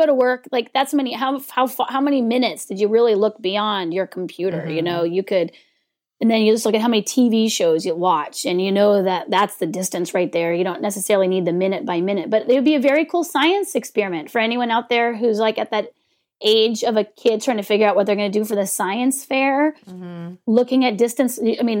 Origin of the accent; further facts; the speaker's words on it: California, United States; I'm from California.